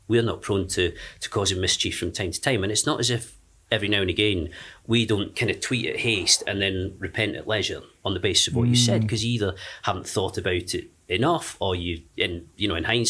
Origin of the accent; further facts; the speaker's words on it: Penicuik, Scotland, United Kingdom; moved away as an adult; also born or lived in Sheffield / Leeds; I grew up in Edinburgh until I was 17, a little town south of Edinburgh called Penicuik.